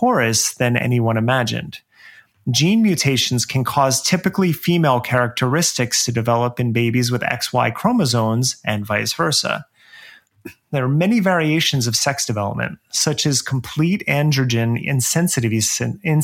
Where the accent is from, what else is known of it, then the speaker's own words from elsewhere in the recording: New Jersey, United States; where I grew up in New Jersey